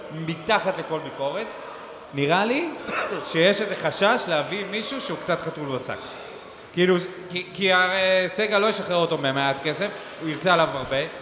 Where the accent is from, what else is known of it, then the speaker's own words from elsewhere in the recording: Beersheba, Southern District, Israel; גדלנו פה בעיר, היינו הולכים אחרי משחקים בווסרמיל, היינו עוצרים במקיף ג'